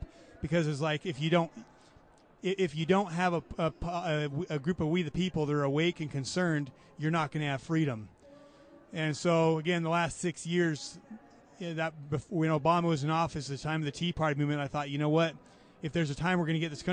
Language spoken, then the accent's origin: English; Orem, Utah, United States; also born or lived in Florida; Grew up in Orem, Utah